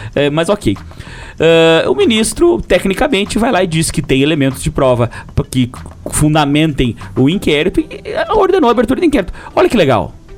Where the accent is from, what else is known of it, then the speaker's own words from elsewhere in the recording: Lages, Santa Catarina, Brazil; accent: lageano; nosso dialeto popular lajanês